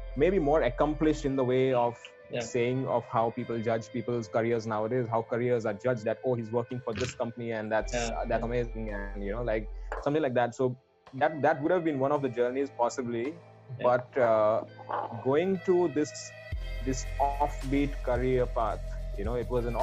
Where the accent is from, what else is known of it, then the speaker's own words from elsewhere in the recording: Vadodara, Gujarat, India; Schooling, I've been born and brought up in Baroda